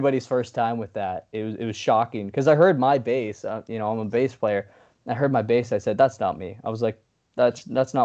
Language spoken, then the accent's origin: English; New York, United States; We're from New York